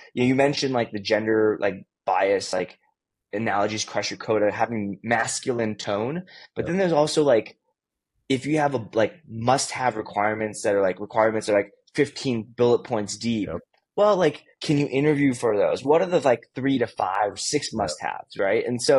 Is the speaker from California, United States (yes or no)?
yes; California, United States; And I grew up in the Bay Area, and like it was just all diverse.